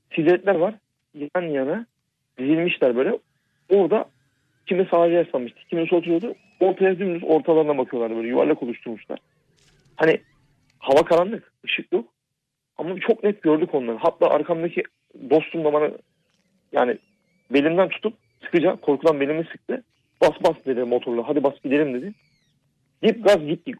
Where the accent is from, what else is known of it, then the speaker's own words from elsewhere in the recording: Black Sea Region, Turkey; also born or lived in Ordu / Istanbul; biz Karadenizliyiz